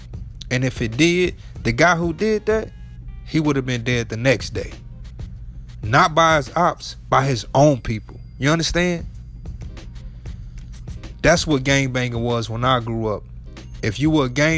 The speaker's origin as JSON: {"language": "English", "town": "Chicago", "region": "Illinois", "country": "United States", "said": "I'm from Chicago"}